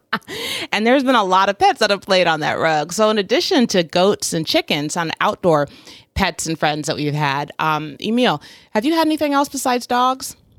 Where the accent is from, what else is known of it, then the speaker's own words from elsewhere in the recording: Portland, Oregon, United States; growing up in Portland